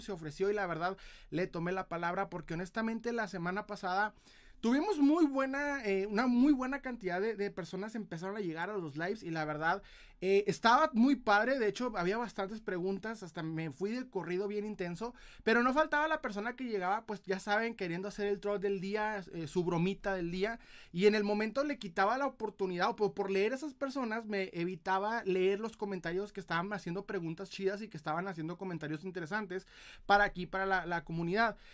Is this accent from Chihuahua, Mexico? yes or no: yes; Ciudad Juárez, Chihuahua, Mexico; soy de Ciudad Juárez, Chihuahua, aquí en Chihuahuita